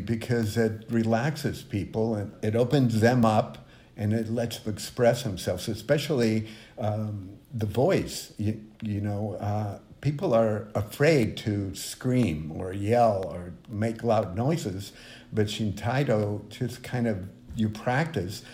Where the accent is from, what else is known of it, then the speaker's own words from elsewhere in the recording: Mexico; moved away; I grew up in Mexico